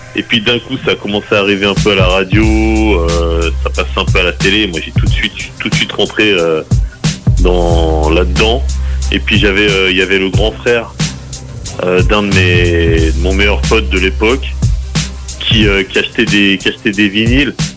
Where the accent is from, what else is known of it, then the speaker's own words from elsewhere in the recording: Les Mureaux, Île-de-France, France; plus précisément je viens de d'Île-de-France du, on va dire de la banlieue parisienne, la banlieue ouest, d'une ville qui s'appelle Les Mureaux